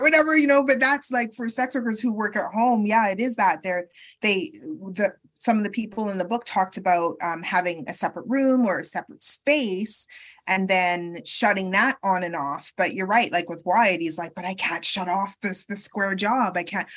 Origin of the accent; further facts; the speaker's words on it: Canada; also born or lived in United Kingdom; I was born in the UK, but I grew up in Canada